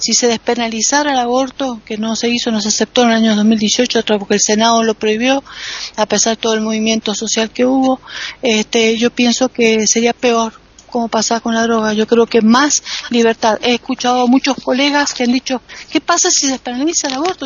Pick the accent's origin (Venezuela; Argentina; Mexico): Argentina; en mi país